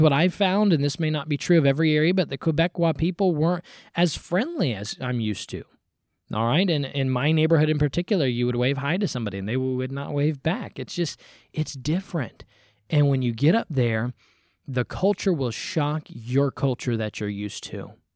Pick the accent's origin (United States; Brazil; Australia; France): United States; I'm an American